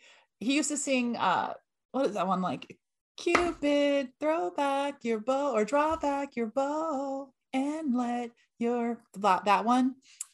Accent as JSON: {"language": "English", "region": "California", "country": "United States", "tie": "born or raised there", "said": "so I grew up in Cali"}